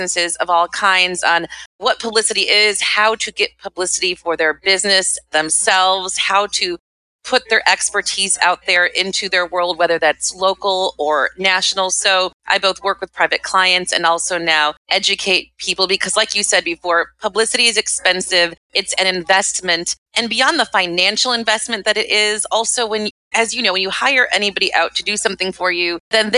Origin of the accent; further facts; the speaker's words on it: Midwest, United States; moved away as an adult; now in New York City, United States; I grew up in the Midwest